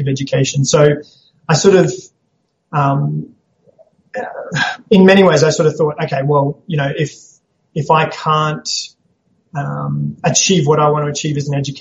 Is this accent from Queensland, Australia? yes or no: yes; Townsville, Queensland, Australia; also born or lived in Papua New Guinea / Brisbane; I grew up in Townsville. I was born in Papua New Guinea, but then came back and lived in Townsville with my parents, so grew up here.